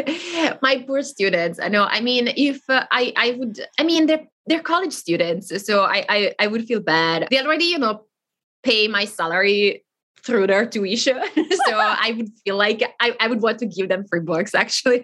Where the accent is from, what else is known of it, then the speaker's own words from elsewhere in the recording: the very north of Italy, northern Italy, Italy; first language Italian; English is a second language; moved away as an adult; I grew up in Italy